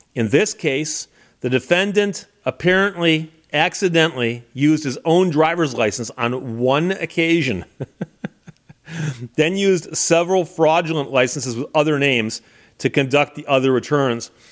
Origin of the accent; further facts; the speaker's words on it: Birmingham, Michigan, United States; when I was growing up in Birmingham, Michigan